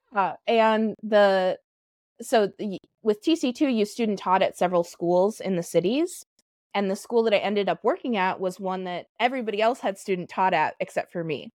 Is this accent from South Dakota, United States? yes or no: yes; South Dakota, United States; moved away as an adult; also born or lived in Minneapolis-St. Paul, Minnesota; now in Minneapolis, United States; I was born in South Dakota. I've lived in Minneapolis, St. Paul for the last 10 years.